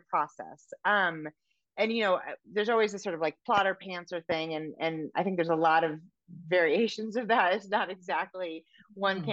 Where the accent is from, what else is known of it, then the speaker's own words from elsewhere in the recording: San Francisco, California, United States; now in Montana, United States; I'm from San Francisco originally